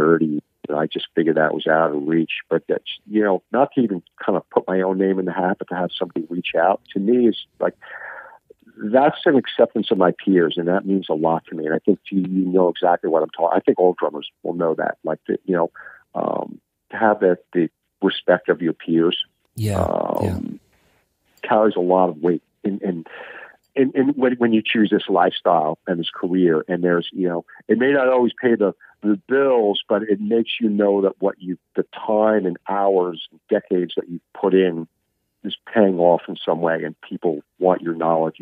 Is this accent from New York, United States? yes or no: yes; Long Island, New York, United States; grew up in Long Island